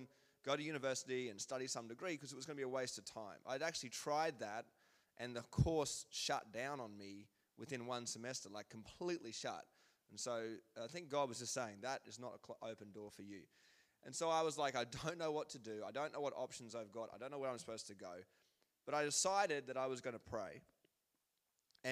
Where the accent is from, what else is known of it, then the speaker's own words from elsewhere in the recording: Queensland, Australia; moved away; I'm from Queensland, which means that the grass grows like 100 times faster than it does here.